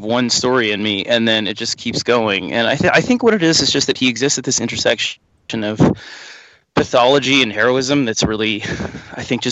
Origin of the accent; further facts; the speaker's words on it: New York, United States; I grew up in New York, in the city